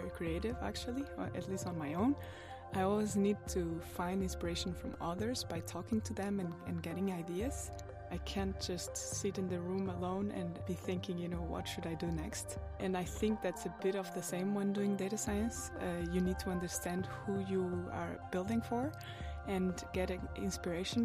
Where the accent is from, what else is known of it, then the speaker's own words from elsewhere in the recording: Portugal; moved away as an adult; now in Copenhagen, Denmark; I'm originally from Portugal and I've been in Denmark for 5 years now.